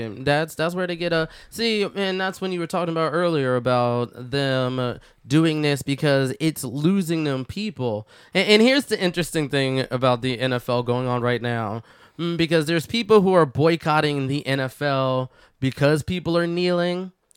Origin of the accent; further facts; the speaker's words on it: Philadelphia, Pennsylvania, United States; I'm from Philly.